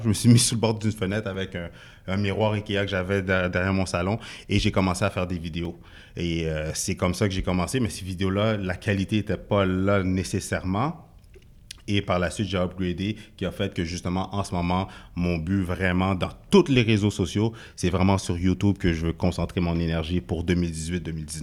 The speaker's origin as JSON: {"language": "French", "region": "Quebec", "country": "Canada", "tie": "born or raised there", "also_born_or_lived": "Haiti (ancestry)", "said": "je suis d'origine haïtienne, né au Québec"}